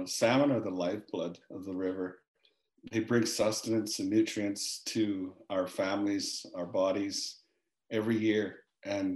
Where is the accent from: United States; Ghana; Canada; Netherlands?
Canada; Kispiox, British Columbia; also born or lived in Hazelton, British Columbia; grew up in Kispiox.